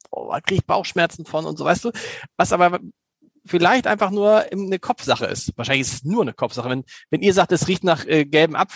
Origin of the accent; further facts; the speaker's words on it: Germany; ich bin halt ein Deutscher, offensichtlich.